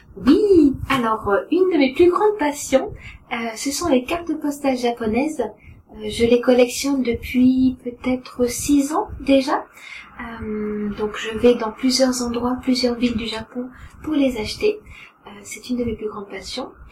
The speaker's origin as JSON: {"language": "French", "region": "Brittany", "country": "France", "tie": "born or raised there", "also_born_or_lived": "Lille", "moved": "as an adult", "lives_now": "Kobe, Japan", "said": "je suis française, je suis originaire de Bretagne. Euh, je viens d'un tout petit village près de la mer"}